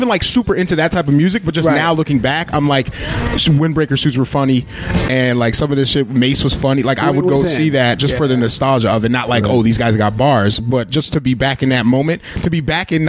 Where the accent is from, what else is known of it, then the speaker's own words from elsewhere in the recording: New York, United States; I was from New York